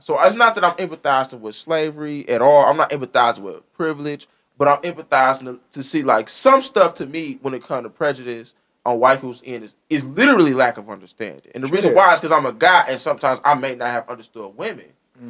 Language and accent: English; Taylor, Michigan, United States; I came from Taylor, Michigan, and I know I went to work.